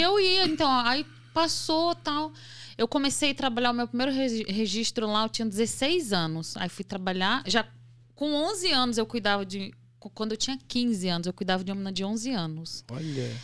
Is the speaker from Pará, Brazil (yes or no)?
yes; Pará, Brazil; moved away as an adult; also born or lived in Tabocas, Exu, Pernambuco / interior of São Paulo; now in São Paulo, Brazil; eu nasci lá no Agreste do Sertão de Pernambuco, lá em Tabocas, uma cidade bem pequenininha, no distrito de Exu, né? E aí, com mais ou menos sete anos, quando eu tinha sete anos, a minha família mudou para o Pará